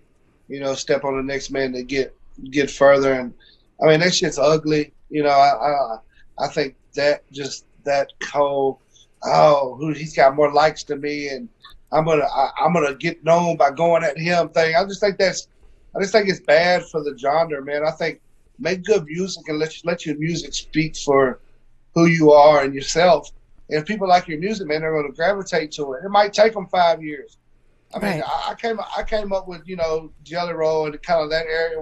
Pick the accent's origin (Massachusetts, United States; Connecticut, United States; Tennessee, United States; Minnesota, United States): Tennessee, United States; I'm from the South, man, I'm from Tennessee